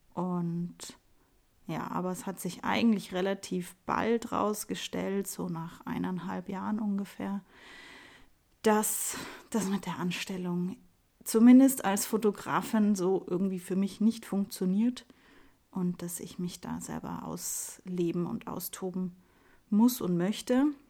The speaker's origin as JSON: {"language": "German", "town": "Munich", "region": "Bavaria", "country": "Germany", "tie": "born or raised there", "said": "ich bin Münchner Kindel, ähm, bin im, im Lehel aufgewachsen"}